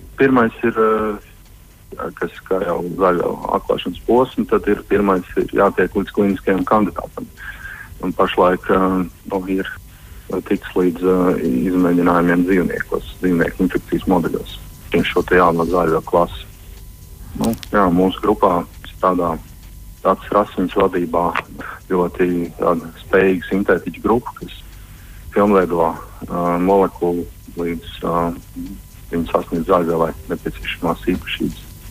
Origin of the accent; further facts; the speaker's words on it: Salacgrīva, Limbaži Municipality, Latvia; es esmu no Salzgrības un uh, gan jau kā katrs Salzgrības puika kaut kādu laiku posmu ir vēlējies saistīt savu profesiju ar jūru.